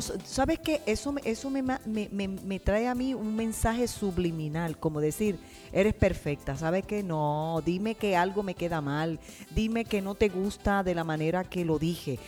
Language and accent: Spanish; Puerto Rico; now in United States; somos puertorriqueños